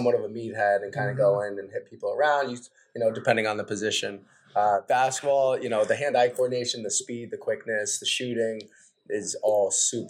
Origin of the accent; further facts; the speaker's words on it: New England, United States; I support the Patriots, I support the Red Sox, Bruins. I grew up in New England.